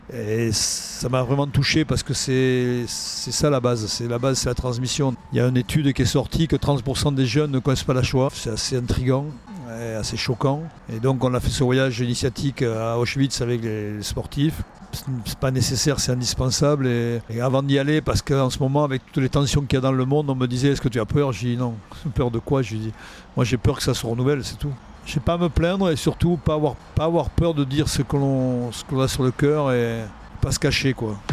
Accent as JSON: {"language": "French", "town": "Cahors", "region": "Occitania", "country": "France", "said": "Je viens de Cahors quand même, hein. je suis foie gras. Euh, les os de canard. Euh, moi, j'ai grandi dans ça."}